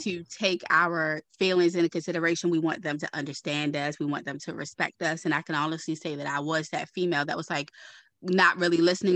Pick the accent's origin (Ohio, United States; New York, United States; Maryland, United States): Maryland, United States; Baltimore; I'm from Baltimore.